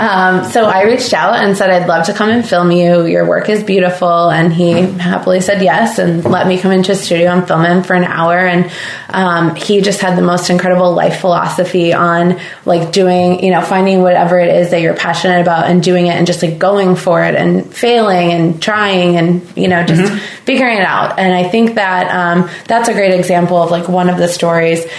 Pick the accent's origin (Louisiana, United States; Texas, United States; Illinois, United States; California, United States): Illinois, United States; Southern; now in Nantucket, United States; I'm actually from Southern Illinois